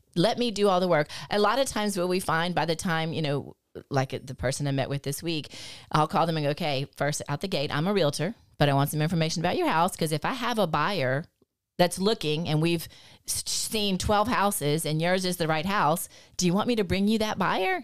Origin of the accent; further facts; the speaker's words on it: Lafayette, United States; born and raised in Lafayette.